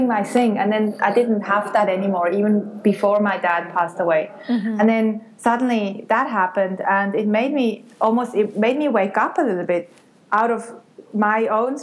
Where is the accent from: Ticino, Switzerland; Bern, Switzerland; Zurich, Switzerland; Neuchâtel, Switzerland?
Bern, Switzerland; near; moved away as an adult; also born or lived in Geneva, Switzerland; now in Australia; I grew up near Bern in Switzerland, then I moved to Geneva, the French part, to study political science and marketing